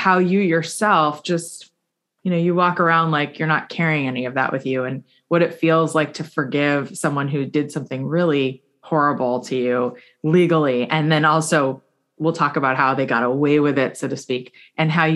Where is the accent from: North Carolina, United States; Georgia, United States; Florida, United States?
Florida, United States; South; I grew up here in South Florida, because I also grew up here